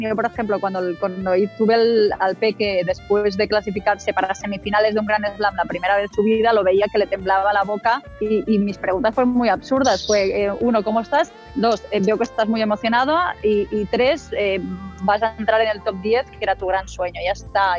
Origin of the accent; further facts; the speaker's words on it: Baix Llobregat, Catalonia, Spain; yo, que soy de ahí, digamos, toda la vida